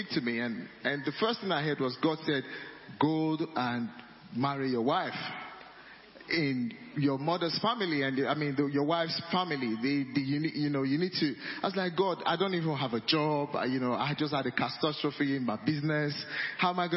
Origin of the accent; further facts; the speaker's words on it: Nigeria; I'm Nigerian, my wife is from Uganda